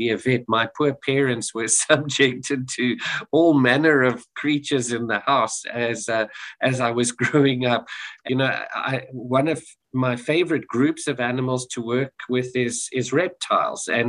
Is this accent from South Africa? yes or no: yes; South Africa; moved away; I'm South African, born and raised